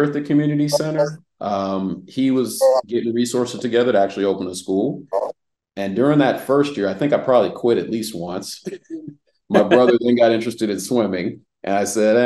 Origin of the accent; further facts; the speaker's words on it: Reston, Virginia, United States; also born or lived in Washington, D.C.; now in Atlanta, United States; I'm from Reston, Virginia, was born in Washington, D.C. Once my dad got out of the military, we moved to Virginia, which is just Northern Virginia